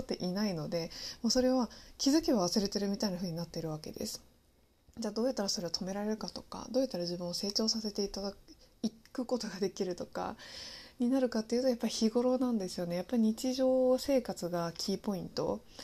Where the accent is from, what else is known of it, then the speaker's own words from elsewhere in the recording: Japan; 私自身もですねあの日本で育っていますけれどもあのネイティブとしてあの全然話すこともできますし